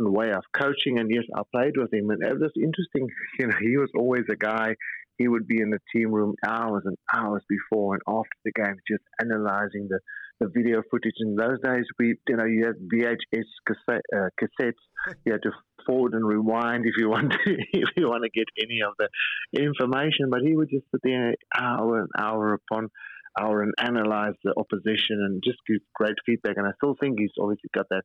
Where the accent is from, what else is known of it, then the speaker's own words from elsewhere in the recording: South Africa; as a South African rugby supporter